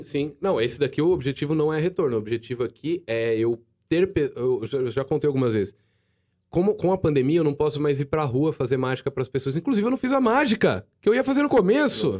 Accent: Jaú, São Paulo, Brazil

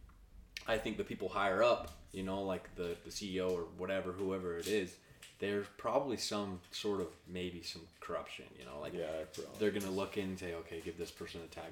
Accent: Utah, United States; being in Utah, you know, growing up in Utah, growing up hunting.

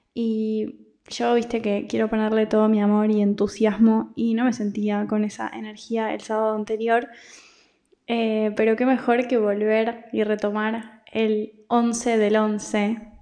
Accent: Argentina; moved away as an adult; also born or lived in Italy; now in Barcelona, Spain; yo vivía en Argentina porque soy argentina, de ahí me fui a Italia y de Italia me vine a España, a Barcelona

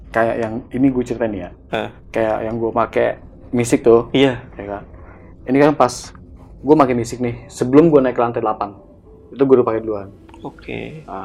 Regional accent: Pandeglang, Banten, Indonesia; karena kan gue orang asli Pandeglang bang

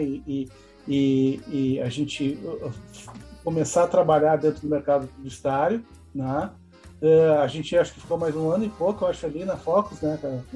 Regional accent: Porto Alegre, Rio Grande do Sul, Brazil; sou porto-alegrense, nascido na Beneficência Portuguesa

